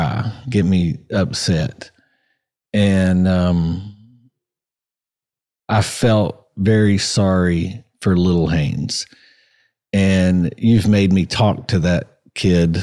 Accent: Johnson City, Tennessee, United States; I was born in Johnson City

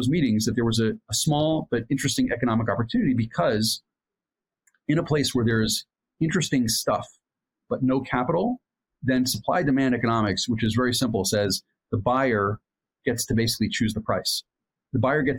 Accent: Allentown, Pennsylvania, United States; moved away as an adult; also born or lived in New York; now in Jerusalem, Israel; grew up in Allentown, Pennsylvania, a small town in Pennsylvania, and went to school in New York

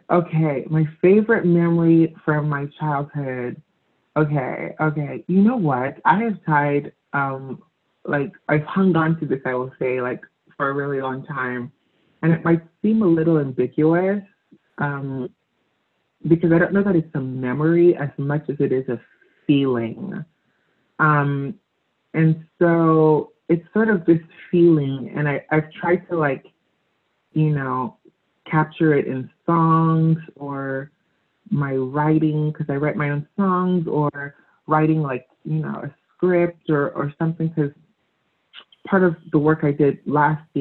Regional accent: Lagos, Nigeria; moved away; growing up in Africa, Nigeria

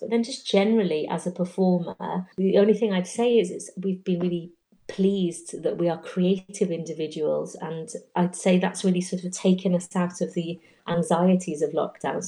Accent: Welsh, Wales, United Kingdom; I'm Welsh

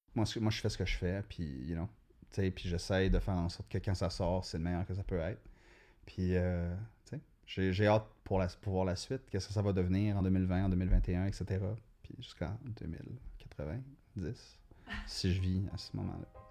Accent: Sudbury, Ontario, Canada; moi, je suis né à Sudbury, donc la, culture littéraire locale était très forte

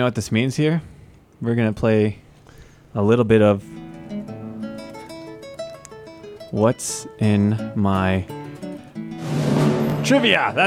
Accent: San Antonio, Texas, United States; moved away; I grew up partially in San Antonio, Texas

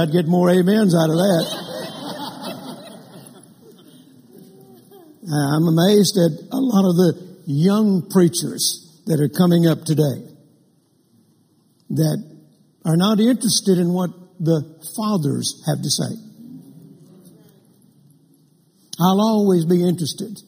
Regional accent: Vicksburg, Mississippi, United States; moved away; also born or lived in Louisiana; I was born in Vicksburg, Mississippi in 1946

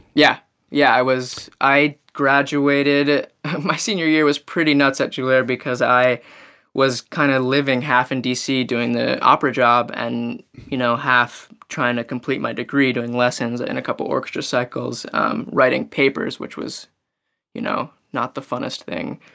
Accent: Maryland, United States; I'm from Maryland

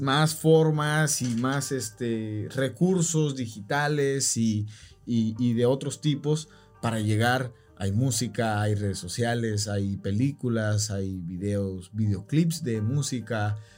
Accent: Tijuana, Baja California, Mexico; nosotros eh, somos de Tijuana

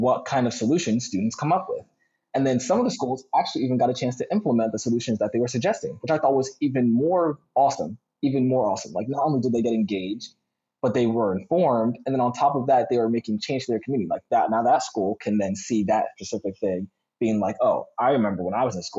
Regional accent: Philadelphia, Pennsylvania, United States; I'm from Philly

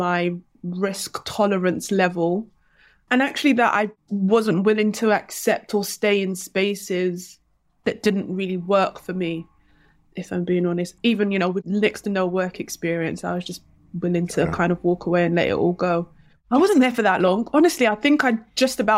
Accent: London, United Kingdom; I grew up in Hackney before Hackney became cool.

